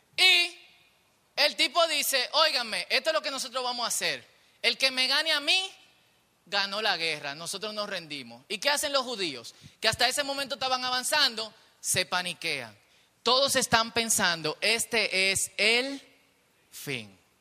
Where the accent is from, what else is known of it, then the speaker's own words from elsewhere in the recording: Dominican Republic; nosotros que somos dominicanos y vivimos en un país peligroso